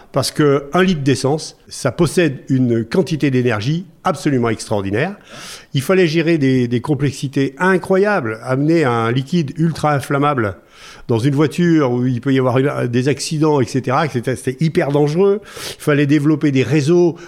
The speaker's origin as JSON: {"language": "French", "town": "Noirétable", "region": "Auvergne-Rhône-Alpes", "country": "France", "tie": "born or raised there", "said": "moi, je suis originaire du Massif Central, un petit village qui s'appelle Noirétable"}